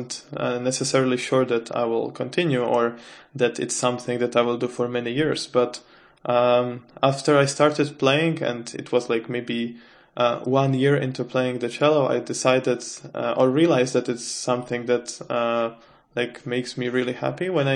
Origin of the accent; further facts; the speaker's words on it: Czechia; moved away as an adult; now in Sweden; I come from the Czech Republic.